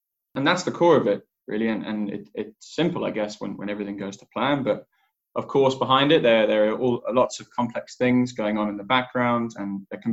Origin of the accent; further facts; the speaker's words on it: England, United Kingdom; also born or lived in Cape Town, South Africa; I grew up in England